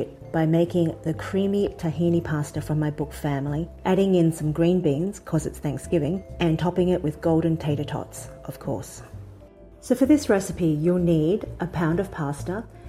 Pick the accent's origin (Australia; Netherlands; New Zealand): Australia; Sydney, New South Wales; now in United States; My family and I moved to the US from Sydney, Australia about 6 years ago